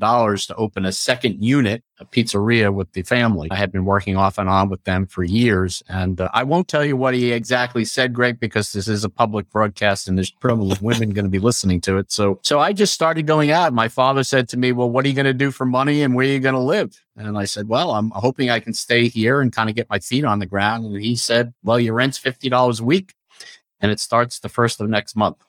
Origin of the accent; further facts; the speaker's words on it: Long Island, New York, United States; I grew up on Long Island